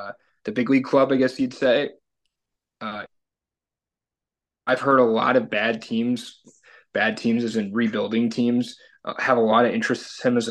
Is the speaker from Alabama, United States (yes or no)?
no; Detroit, Michigan, United States; we're from Detroit